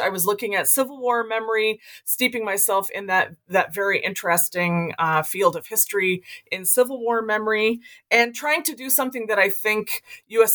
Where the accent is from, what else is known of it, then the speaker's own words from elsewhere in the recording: Lexington, Kentucky, United States; moved away as an adult; also born or lived in Iowa / New England; now in Grinnell, United States; I grew up, a native of Iowa, but I grew up in Lexington, Kentucky